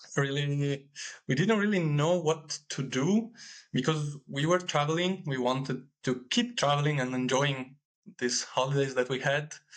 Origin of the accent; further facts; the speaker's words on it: Italy; I am from Italy